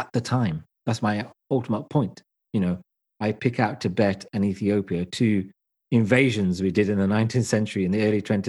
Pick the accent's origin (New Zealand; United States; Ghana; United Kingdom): United Kingdom; I am British as I am Asian.